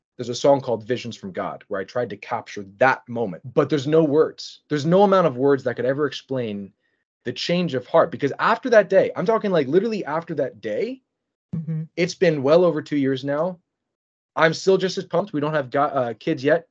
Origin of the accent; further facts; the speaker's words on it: Philadelphia, Pennsylvania, United States; moved away as an adult; now in Michigan, United States; I was from Philadelphia uh, Pennsylvania